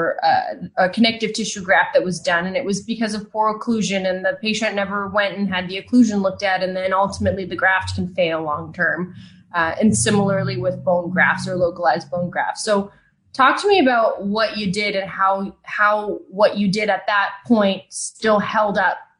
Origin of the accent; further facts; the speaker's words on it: Canada; accent: Canadian; I'm Canadian. I say things process. Differently.